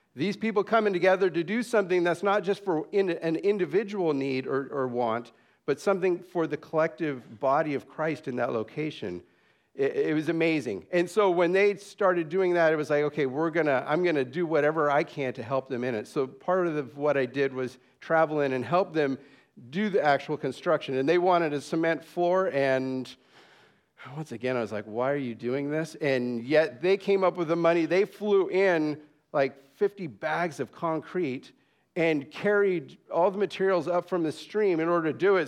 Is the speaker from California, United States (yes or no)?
yes; San Jose, California, United States; also born or lived in Dallas; now in Papua New Guinea; I grew up in San Jose, California